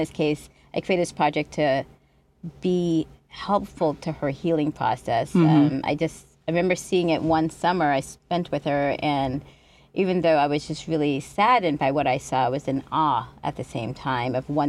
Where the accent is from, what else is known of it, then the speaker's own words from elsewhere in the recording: New Jersey, United States; also born or lived in Boston / Trinidad and Tobago; So I was born in Boston, and then we moved to Trinidad and Tobago to live with our father when I was like 5 years old, and then we moved back to. Well, back to America at nine and lived in New Jersey.